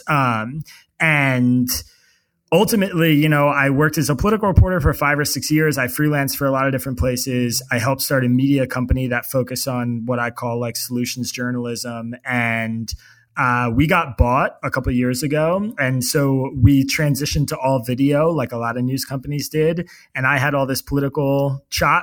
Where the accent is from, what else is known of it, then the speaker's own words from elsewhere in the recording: Bucks County, Pennsylvania, United States; also born or lived in Pittsburgh, Pennsylvania; I grew up in Bucks County, Pennsylvania